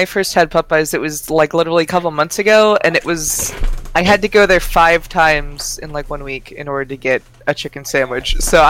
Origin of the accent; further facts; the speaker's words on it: PA, Pennsylvania, United States; they're all just my hometown here in PA.